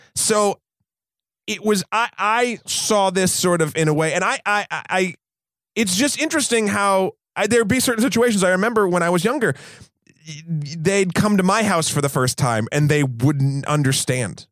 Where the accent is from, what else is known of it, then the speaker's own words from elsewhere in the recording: Amherst, New Hampshire, United States; I grew up in Amherst, New Hampshire, which is a very affluent place